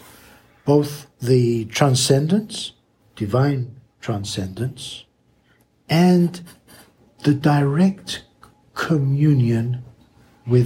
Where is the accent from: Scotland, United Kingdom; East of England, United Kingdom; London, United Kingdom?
London, United Kingdom; growing up in London and with my fellow pupils at school